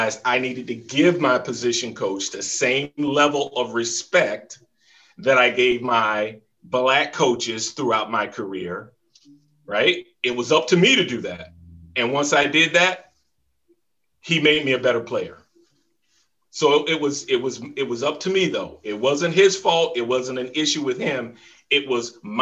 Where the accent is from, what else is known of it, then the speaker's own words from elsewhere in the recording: the South, United States; moved away as an adult; also born or lived in Jacksonville, Florida / Philadelphia; growing up in the South